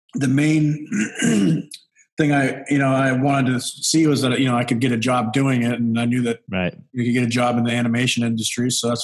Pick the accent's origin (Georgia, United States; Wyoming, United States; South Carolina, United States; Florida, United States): Wyoming, United States; moved away; also born or lived in Venice Beach, California; I was born and raised in Wyoming, which is a, you know, if you don't know where that's at, it's a state above Colorado. I spent my early childhood in a small oil field camp called Lynch, Wyoming, which is about 60 miles